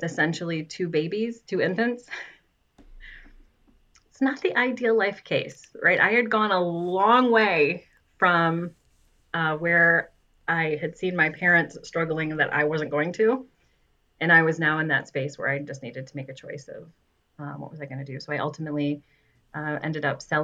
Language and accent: English; West Michigan, United States; me growing up in West Michigan, like, of course, you know Meijer